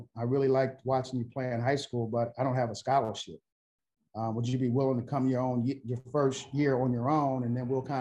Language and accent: English; Philadelphia, Pennsylvania, United States; moved away; growing up in Philly